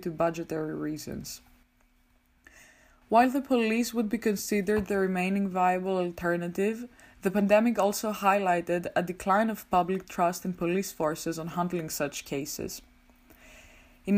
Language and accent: English; Greece; moved away as an adult; now in Amsterdam, Netherlands; I am originally from Greece, but I'm currently doing my master's in political communication at the University of Amsterdam.